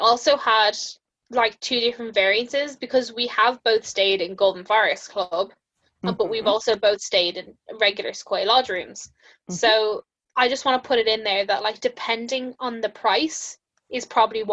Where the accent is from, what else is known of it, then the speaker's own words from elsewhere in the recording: Ireland; I'm actually from Ireland